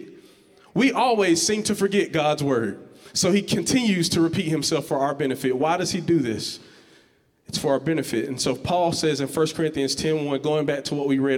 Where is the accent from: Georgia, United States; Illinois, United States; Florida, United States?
Georgia, United States; Georgetown; I'm from this place called Georgetown, Georgia